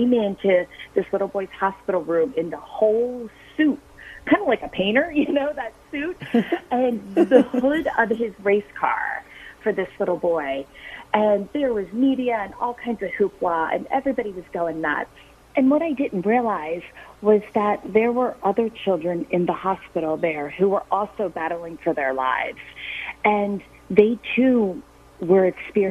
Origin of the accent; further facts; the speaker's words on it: Harford County, Maryland, United States; growing up in Harford County